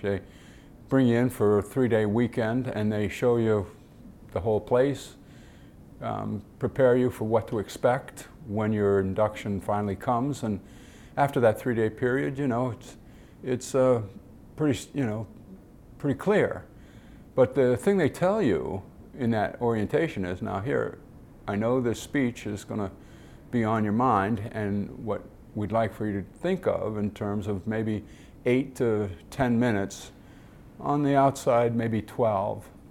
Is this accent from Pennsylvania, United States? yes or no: no; Detroit, Michigan, United States; I grew up in Detroit and watched the Tigers play